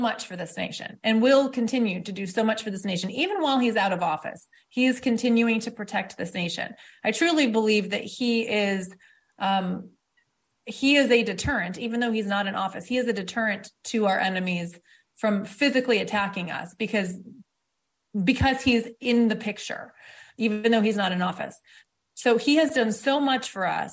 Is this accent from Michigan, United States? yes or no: yes; Detroit, Michigan, United States; I was born in Detroit